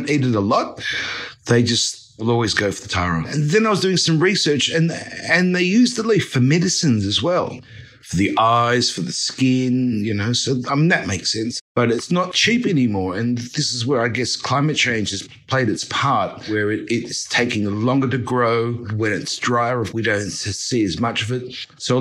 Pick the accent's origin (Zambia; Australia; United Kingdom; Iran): Australia; moved away as an adult; now in Fiji; I'm an Australian. I'm Australian Chinese who got lost in the Pacific Islands more than 10 years ago.